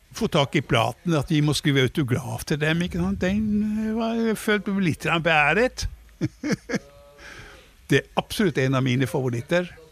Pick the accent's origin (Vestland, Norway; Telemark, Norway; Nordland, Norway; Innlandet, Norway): Nordland, Norway; Leknes; moved away; i hjembyen min var vi også for første gang